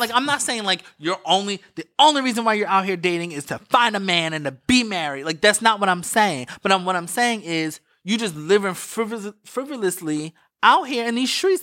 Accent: East Coast, United States; I'm from the East Coast.

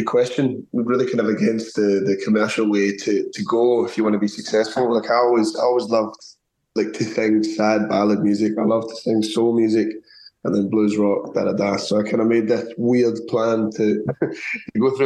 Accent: Scotland, United Kingdom; now in Zurich, Switzerland; I'm originally from Scotland, but I'm half Punjabi from my dad's side. I'm also based in Zurich at the moment

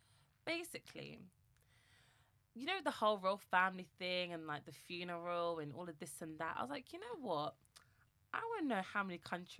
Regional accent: London, United Kingdom; Londoners. Mm-hmm. We've been born and bred in London.

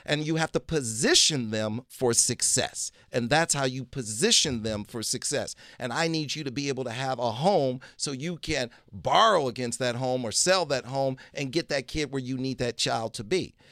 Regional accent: Detroit, Michigan, United States; I was born in Detroit, Michigan

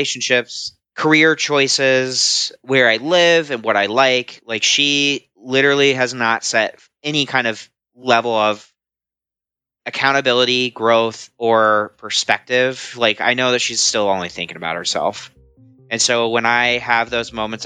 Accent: Columbus, Ohio, United States; I am 29 years old now, and I am from Columbus, Ohio

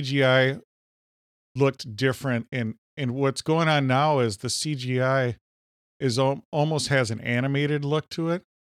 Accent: Minnesota, United States; accent: Minnesota; We're from Minnesota

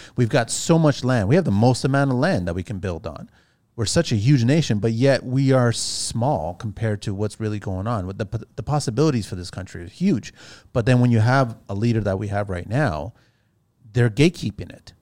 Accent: Canada; as Canadian people

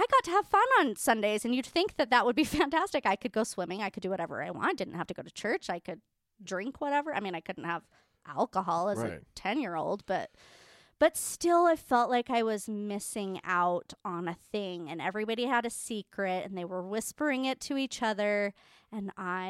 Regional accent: Utah, United States; I was not, but I was raised in Utah.

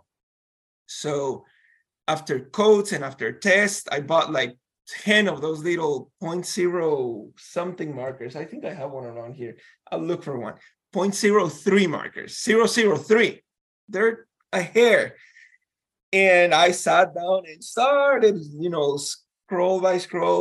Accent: Guatemala; moved away; I'm from Guatemala.

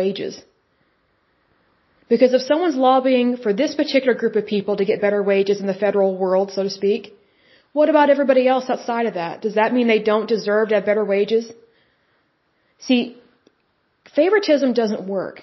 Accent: Oklahoma, United States; because I'm from Oklahoma, that's typically how we talk.

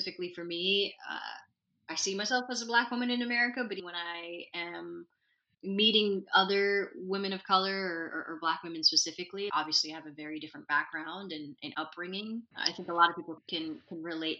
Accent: Sana'a, Amanat Al Asimah, Yemen; also born or lived in United Arab Emirates; now in United States; I grew up in Sana'a, Yemen, the youngest of six.

